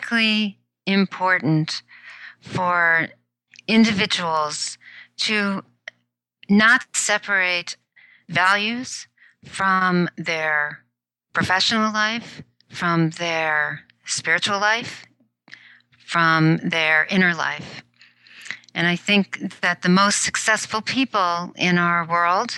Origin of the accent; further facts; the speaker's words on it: New York City, New York, United States; also born or lived in Tokyo, Japan; now in Silicon Valley, United States; I did grow up in the New York City area